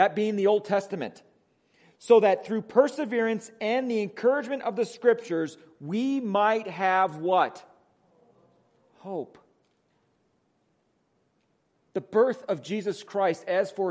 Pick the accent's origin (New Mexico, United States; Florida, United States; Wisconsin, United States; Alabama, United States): Wisconsin, United States; accent: Wisconsin; moved away; my Wisconsin accent